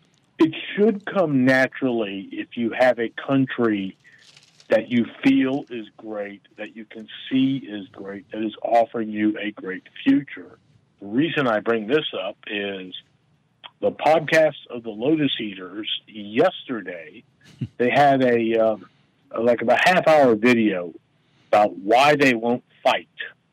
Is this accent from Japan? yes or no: yes; Japan; now in United States; No, I grew up in Japan.